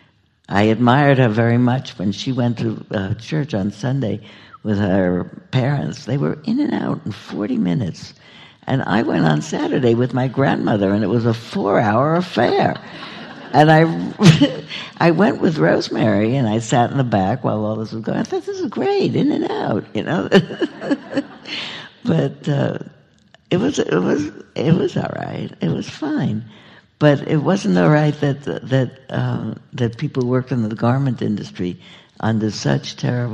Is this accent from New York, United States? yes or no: yes; New York, United States; moved away; I grew up in New York